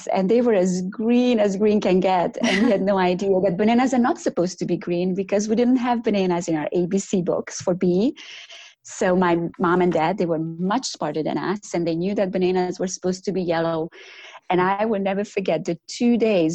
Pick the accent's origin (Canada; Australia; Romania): Romania; accent: Romanian; now in North Carolina, United States; But my accent originally comes from Romania. So I grew up in communist Romania